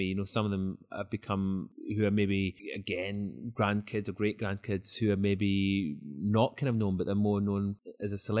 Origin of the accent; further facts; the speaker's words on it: Scotland, United Kingdom; moved away; I'm obviously from Scotland originally